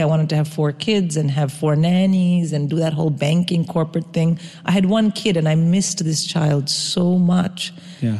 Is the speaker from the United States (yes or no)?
no; India; first language English; moved away; I grew up in India.